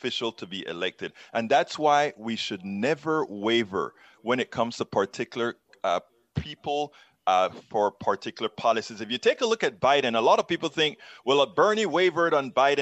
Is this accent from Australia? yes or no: no; Panama; now in United States; I'm from Central America.